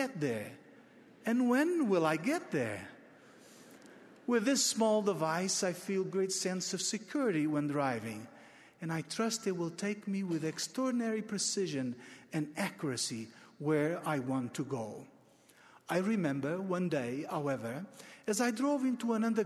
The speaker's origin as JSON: {"language": "English", "country": "Portugal", "tie": "born or raised there", "said": "my home country of Portugal"}